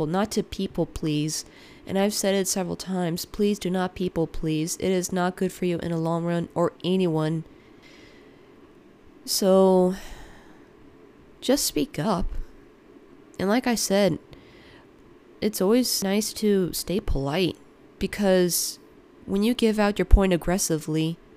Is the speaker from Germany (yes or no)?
no; United States; me being an American born, second generation American, but raised in a Ukrainian upbringing